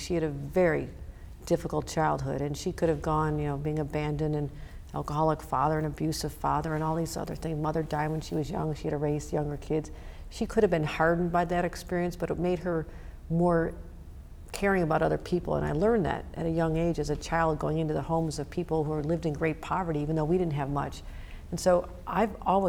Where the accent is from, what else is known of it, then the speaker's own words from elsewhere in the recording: Buffalo, New York, United States; I've been back in Buffalo many times because of the devastation my hometown went through